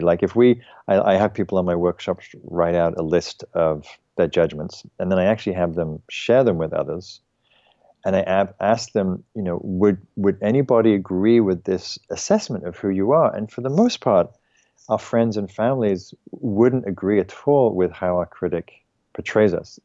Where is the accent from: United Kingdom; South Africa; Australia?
United Kingdom; England; I'm English